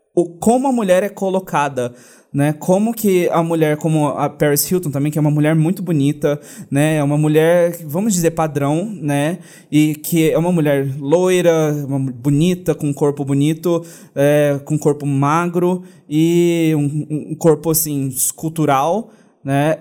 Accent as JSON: {"language": "Portuguese", "country": "Brazil", "said": "falando enquanto brasileiro"}